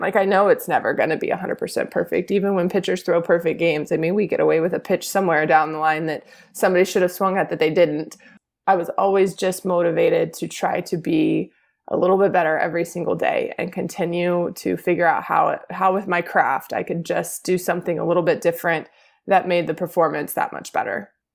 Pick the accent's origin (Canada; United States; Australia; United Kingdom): United States; Houston, Texas; I born and raised in Houston